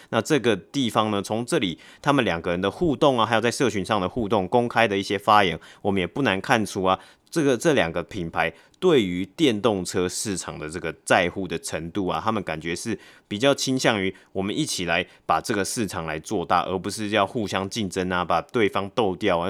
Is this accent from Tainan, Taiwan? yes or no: no; Taipei, Taiwan; 但我是台北人啊